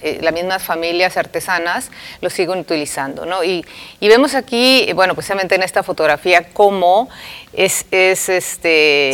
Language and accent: Spanish; Mexico